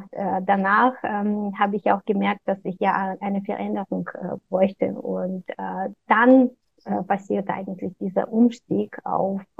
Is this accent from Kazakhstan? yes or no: yes; Kazakhstan; also born or lived in Russia; ich bin zwar in Russland geboren, aber in Kasachstan aufgewachsen.